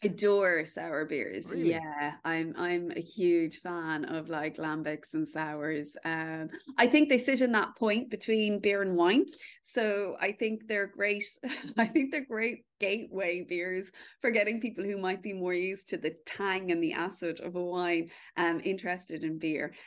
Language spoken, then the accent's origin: English; Kildare, County Kildare, Ireland; born or raised there